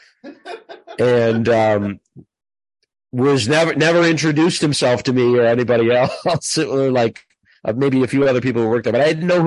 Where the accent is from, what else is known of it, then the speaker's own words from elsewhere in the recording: Minnesota, United States; I was from Minnesota